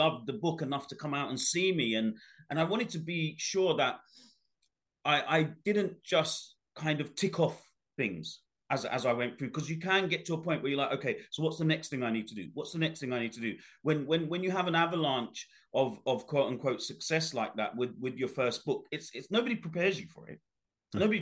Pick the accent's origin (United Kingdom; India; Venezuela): United Kingdom; London; also born or lived in Bangladesh; my upbringing, as you know from the book, was a tough one growing up in the East End of London